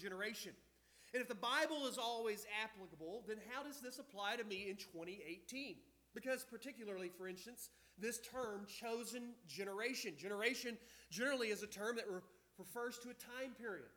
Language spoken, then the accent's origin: English; Texas, United States; I'm from Texas first, right? And then America